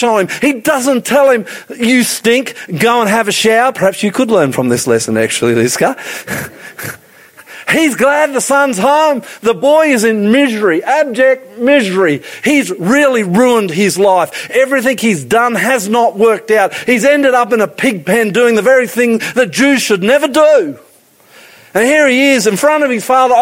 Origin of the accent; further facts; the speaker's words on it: Queensland, Australia; moved away; I'm a Queenslander.